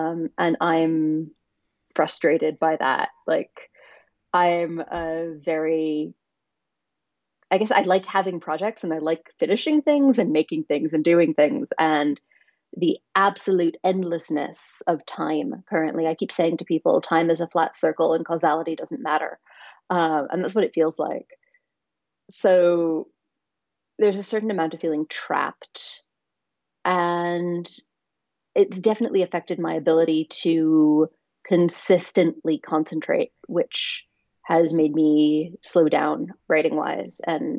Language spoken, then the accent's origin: English; New York City, New York, United States; also born or lived in Southwest US; I'm from New York City, and that's where my whole family is, and that's what I will always think of as home. But I've lived on, I think, 3 continents now and like 5 countries.